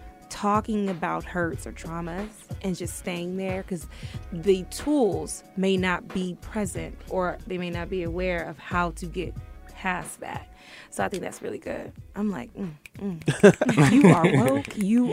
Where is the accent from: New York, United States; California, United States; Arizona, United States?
New York, United States; Brooklyn; accent: New York; now in Atlanta, United States; When I get mad, I'm from New York. Trust me. I'm from Brooklyn. All right?